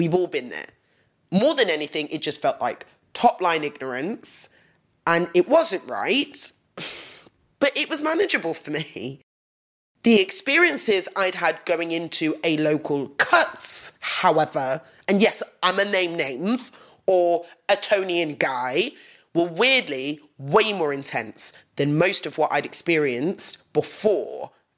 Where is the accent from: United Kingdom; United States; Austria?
United Kingdom; England; growing up in England as a young black woman